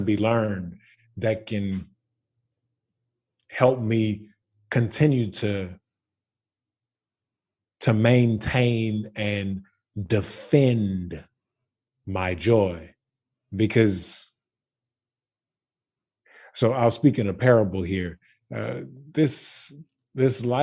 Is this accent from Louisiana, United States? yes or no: yes; Baton Rouge, Louisiana, United States; I am from Baton Rouge, Louisiana